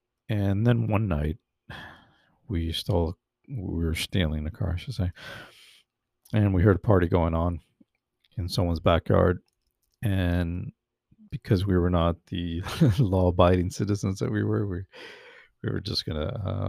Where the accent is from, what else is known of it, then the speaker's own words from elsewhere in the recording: California, United States; I grew up mostly in the San Fernando Valley, which is in the Los Angeles County.